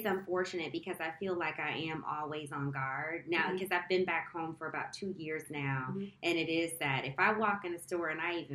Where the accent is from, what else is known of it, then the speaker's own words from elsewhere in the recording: United States; moved away; being an American abroad